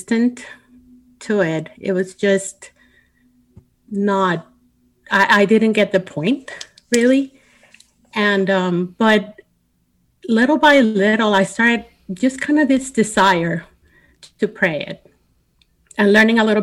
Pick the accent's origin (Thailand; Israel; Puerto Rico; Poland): Puerto Rico; I grew up in Puerto Rico, in a Catholic